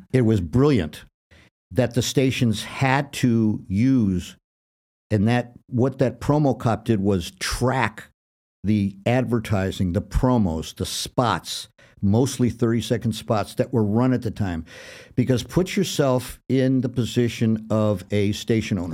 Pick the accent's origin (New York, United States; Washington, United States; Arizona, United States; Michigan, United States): Michigan, United States; Detroit; I was from Detroit